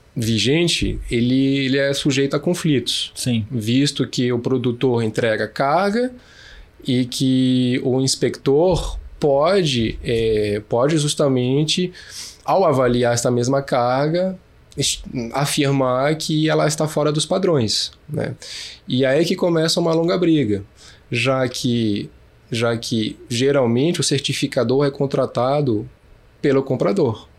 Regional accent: Brasília, Federal District, Brazil; Eu sou de Brasília, nascido em Brasília, de mãe francesa e pai carioca

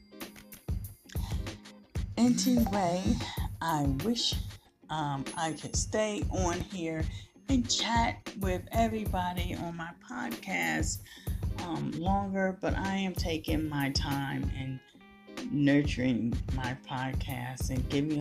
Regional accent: United States; the American people

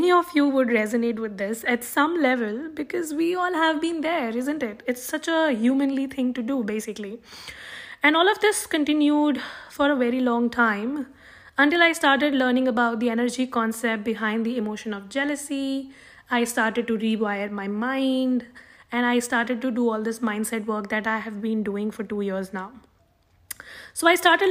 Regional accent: South India, India; now in Jammu, India; being born and brought up in South India

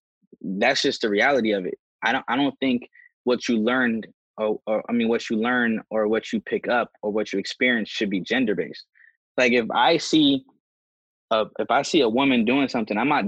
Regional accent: United States; I was born in America

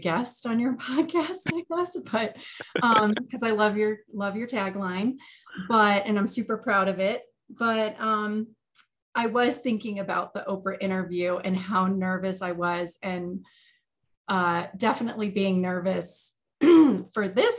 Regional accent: Oak Forest, Illinois, United States; I grew up in Oak Forest, Illinois. I spent my entire childhood up till the point I went to college in the same house

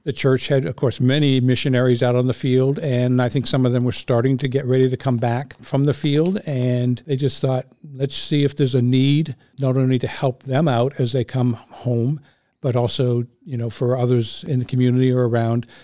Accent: Cherry Hill, New Jersey, United States; I was growing up in Cherry Hill, New Jersey

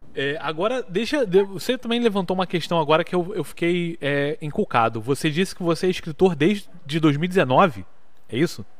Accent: Rio de Janeiro, Brazil; eu vim do Rio

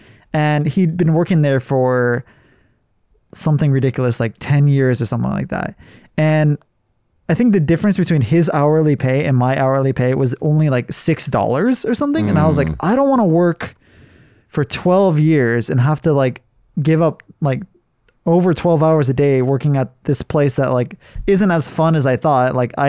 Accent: Hawaii, United States; And then after I graduated from cooking school, I went back to Hawaii and I worked at two different restaurants. One was like my favorite restaurant when I was like a kid

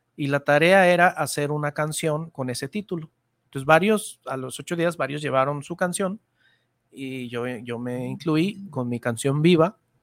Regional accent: Guadalajara, Jalisco, Mexico; mi tierra tapatía

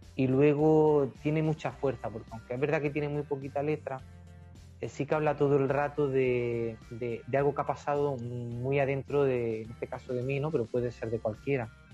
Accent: Fiñana, Andalusia, Spain; somos una banda compuesta por cuatro chicos de Fiñana, de mi pueblo, de Almería.

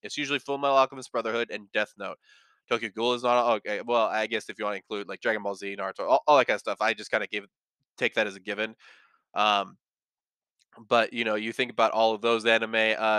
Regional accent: India; English is a second language; I'm from India, and here the anime was dubbed by the channel, and since I was young, I don't remember much.

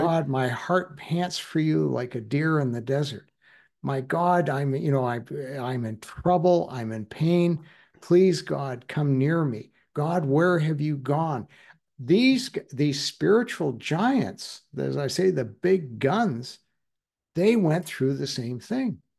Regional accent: Alberta, Canada; I'm from Alberta.

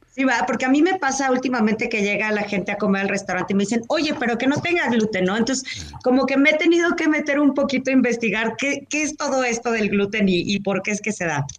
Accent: Mexico; como mexicanos

